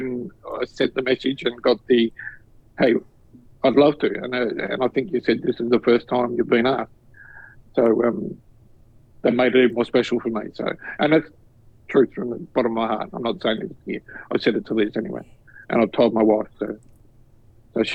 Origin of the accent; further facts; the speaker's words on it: Australia; an Australian guy